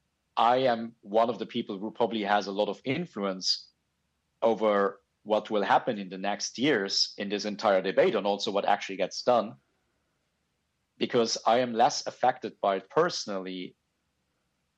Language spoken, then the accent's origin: English; Luxembourg; now in Japan; I grew up in Luxembourg. I now live in Japan